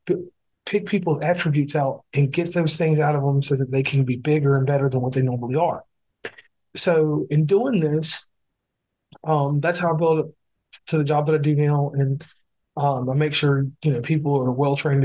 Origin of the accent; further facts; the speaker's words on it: Lynchburg, Virginia, United States; also born or lived in Amherst County, Virginia; I was born in Lynchburg, Virginia